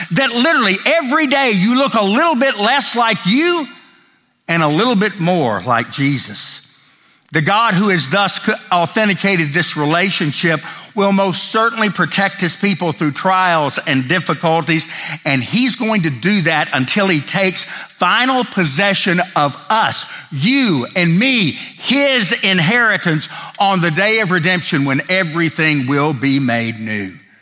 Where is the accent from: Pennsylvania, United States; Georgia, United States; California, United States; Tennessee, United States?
Tennessee, United States; growing up in the South, particularly Tennessee